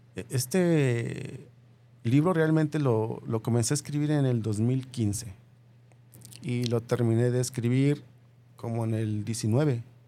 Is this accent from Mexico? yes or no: yes; Michoacán, Mexico; now in Guadalajara, Mexico; vengo de Michoacán